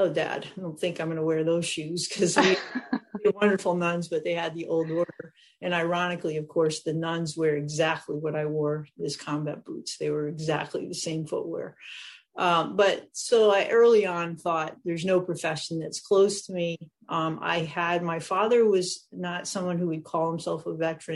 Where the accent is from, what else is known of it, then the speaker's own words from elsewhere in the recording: New Hampshire, United States; I grew up in New Hampshire, not far from an Air Force base and a nuclear sub base